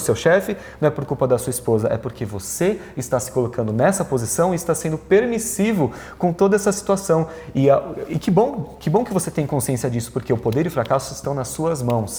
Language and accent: Portuguese; Brazil; eu sou italiano, sou latino, sou brasileiro